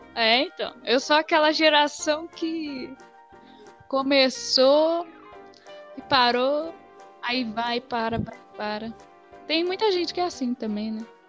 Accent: Ubatuba, São Paulo, Brazil; moved away as an adult; now in São Paulo, Brazil; eu sou, na real, sou de Ubatuba, eu moro em São Paulo. Vim pra cá estudar dança.

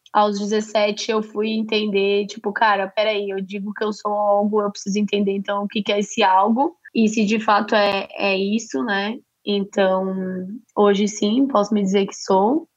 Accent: São Paulo, Brazil; accent: paulista; meu sotaque é bem de paulista

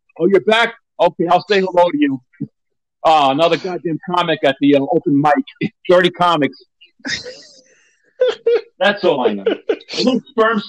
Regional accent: Long Island, New York, United States; Yeah, I'm from New York.

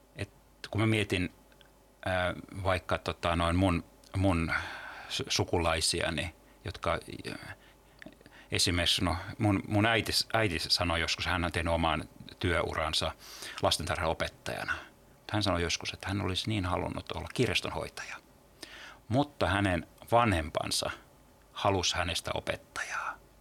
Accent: Turku, Southwest Finland, Finland; mä oon Turusta kotoisin

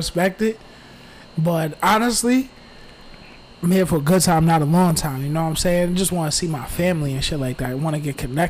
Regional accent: Tucker, Georgia, United States; I'm from Tucker. My nationality is American.

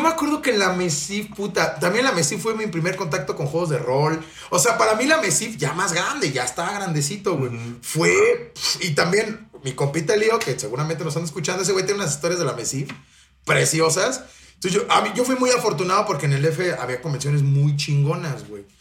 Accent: Mexico City, Mexico; yo soy de la Ciudad de México

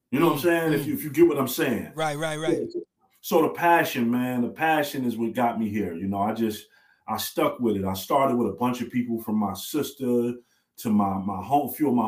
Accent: New York City, New York, United States; I'm from Brooklyn, native

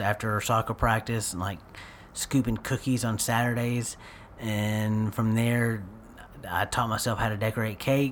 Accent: Paris, Texas, United States; also born or lived in Mount Pleasant, Texas; technically, I was born in Mount Pleasant, but I was only there for a few months, so I would say Parisian

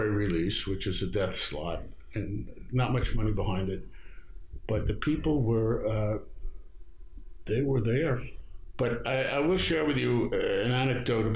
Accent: New York City, New York, United States; also born or lived in Long Island; I was born in Brooklyn

